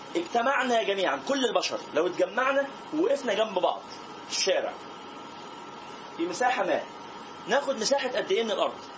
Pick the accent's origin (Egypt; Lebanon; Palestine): Egypt; احنا كمصريين